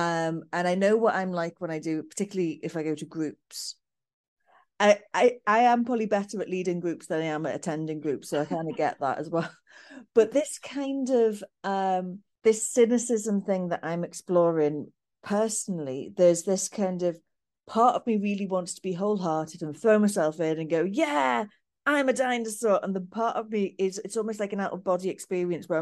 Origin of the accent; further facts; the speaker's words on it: the north of England, United Kingdom; I'm British, English, Northern